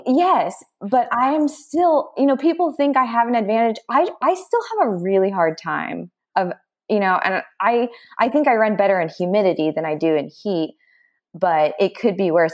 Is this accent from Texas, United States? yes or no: yes; Dallas, Texas, United States; moved away as an adult; now in Austin, United States; I am from Dallas, Texas, but I've been living in Austin, Texas for the past fourteen years.